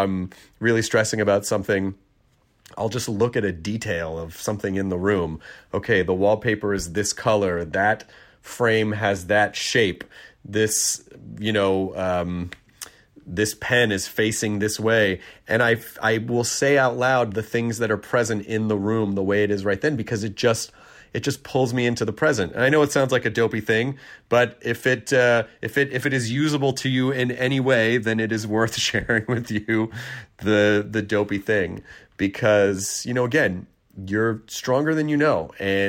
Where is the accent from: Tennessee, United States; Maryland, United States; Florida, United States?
Tennessee, United States; born or raised there; also born or lived in Kentucky